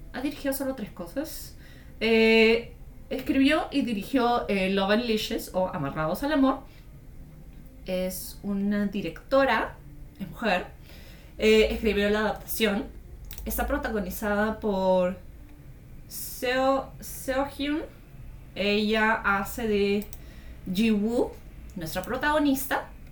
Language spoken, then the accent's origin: Spanish; Peru; mi país, Perú